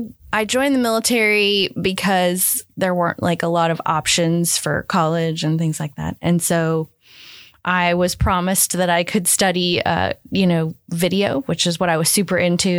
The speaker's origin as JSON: {"language": "English", "town": "Port Orford", "region": "Oregon", "country": "United States", "tie": "born or raised there", "said": "I am from Port Orford, Oregon. So it's a tiny town of about 1,000 people on the southern Oregon coast, about an hour north of California. And it's like a little fishing town. And I grew up there."}